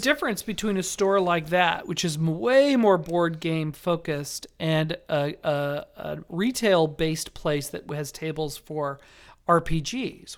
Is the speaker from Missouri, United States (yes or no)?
no; Las Vegas, Nevada, United States; moved away; my hometown of Las Vegas.